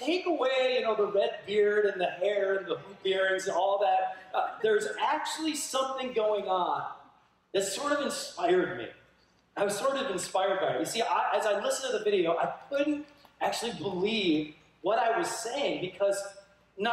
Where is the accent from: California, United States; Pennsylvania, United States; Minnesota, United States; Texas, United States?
Minnesota, United States; moved away; my home state, Minnesota, where I grew up